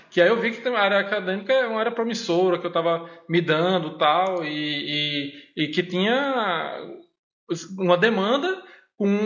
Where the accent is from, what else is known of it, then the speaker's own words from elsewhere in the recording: Recife, Pernambuco, Brazil; also born or lived in Garanhuns / Mossoró; eu sou de Recife, nasci em Recife